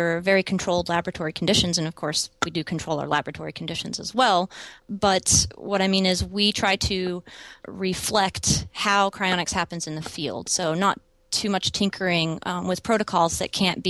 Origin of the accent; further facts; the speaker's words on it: East Texas, United States; moved away as an adult; also born or lived in Dallas, Texas / Arizona; now in Portland, United States; I was born and raised in East Texas